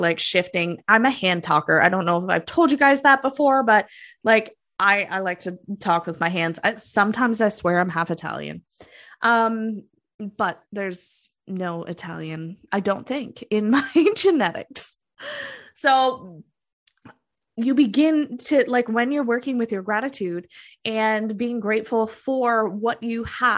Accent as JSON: {"language": "English", "country": "Canada", "said": "I'm Canadian"}